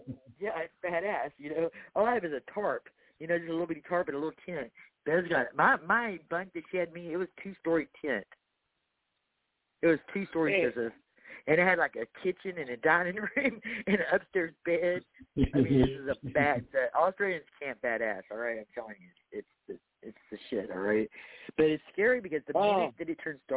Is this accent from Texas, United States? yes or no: yes; Texas, United States; I'm from Texas